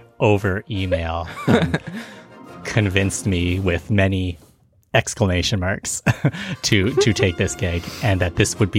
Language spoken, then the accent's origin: English; Canada; as the Canadian on the show